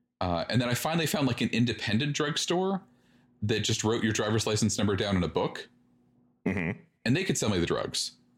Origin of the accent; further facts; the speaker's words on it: Canada; I'm Canadian, nope.